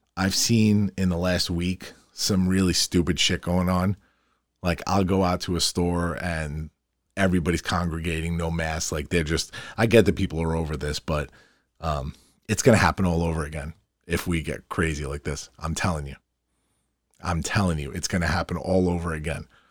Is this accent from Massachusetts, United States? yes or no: no; Farmingdale, New York, United States; my hometown, Farmingdale.